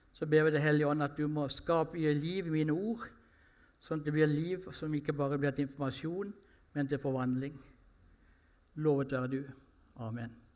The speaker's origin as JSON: {"language": "Norwegian", "region": "Sørlandet", "country": "Norway", "said": "jeg er sørlending"}